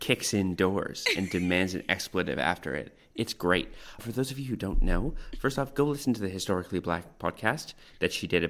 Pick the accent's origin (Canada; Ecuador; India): Canada; also born or lived in North Vancouver; I grew up in lots and lots of places all across Canada. Mm-hmm. I was originally born in North Vancouver, Lionsgate Hospital, and both my parents were living there at the time.